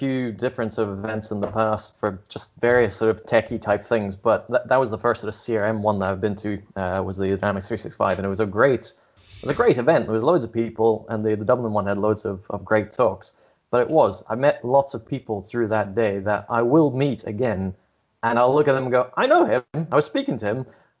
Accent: Scotland, United Kingdom; I don't even know where my accent comes from. Having grown up mostly in Scotland, I've never picked up any of that.

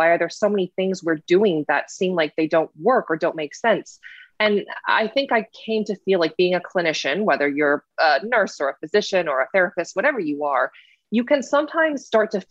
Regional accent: East Lansing, Michigan, United States; I grew up in Michigan. I grew up in East Lansing, Michigan

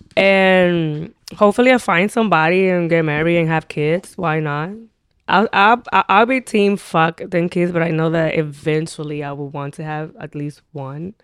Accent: Dominican Republic; accent: Dominican; English is a second language; also born or lived in Highbridge, Bronx, New York; now in New York, United States; I have the more Dominican accent

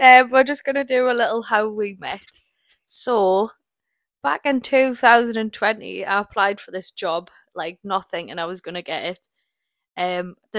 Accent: Newcastle upon Tyne, North East England, United Kingdom; moved away as an adult; now in Scotland; I am from originally from Newcastle.

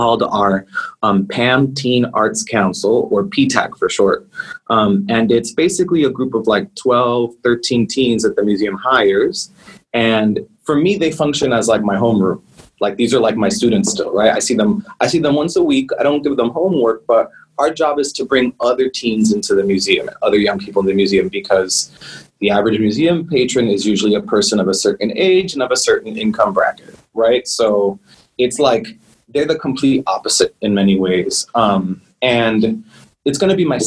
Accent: New York, United States; moved away as an adult; now in Miami, United States; growing up in the Heights

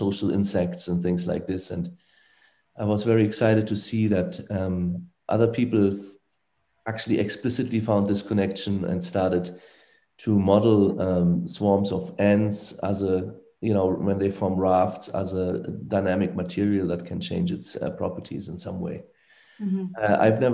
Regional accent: Frankfurt, Hesse, Germany; I grew up in Frankfurt, Germany, most of the time

